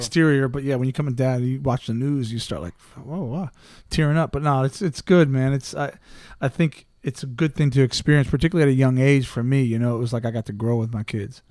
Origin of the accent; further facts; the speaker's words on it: United States; moved away as an adult; also born or lived in England; I'm American through and through